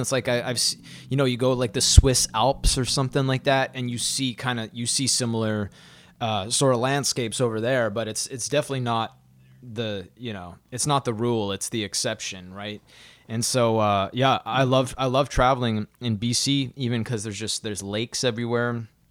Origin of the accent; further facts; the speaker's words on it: Saskatoon, Saskatchewan, Canada; I was born in Saskatoon, in Saskatchewan